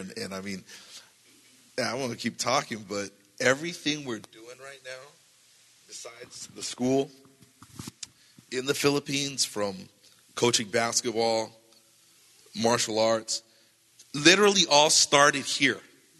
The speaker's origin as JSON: {"language": "English", "region": "California", "country": "United States", "said": "I didn't know anybody. I came from Southern California."}